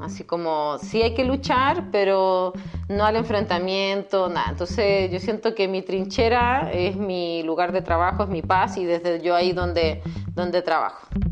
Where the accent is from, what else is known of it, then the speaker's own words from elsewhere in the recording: Chile; moved away as an adult; also born or lived in Querétaro, Mexico; now in San Miguel de Allende, Mexico; yo que soy chilena leve